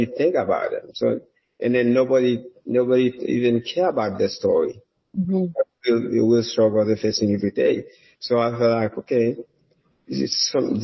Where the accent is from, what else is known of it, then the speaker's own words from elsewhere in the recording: Nord-Ouest, Haiti; moved away as an adult; also born or lived in Port-au-Prince, Haiti; now in United States; I was born and raised in Haiti. I came from a very humble background. My parents, they basically from the remote village in Haiti, in northwestern part of Haiti. That's where I was born and raised